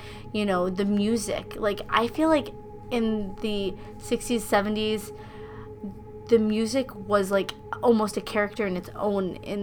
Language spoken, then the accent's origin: English; Rosendale, United States; growing up in Rosendale